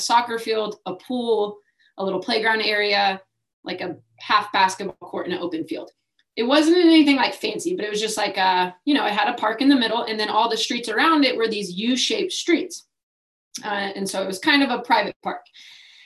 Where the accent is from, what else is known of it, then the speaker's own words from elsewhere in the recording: Dallas, Texas, United States; moved away; I grew up in Dallas, Texas, like North Dallas, Richardson area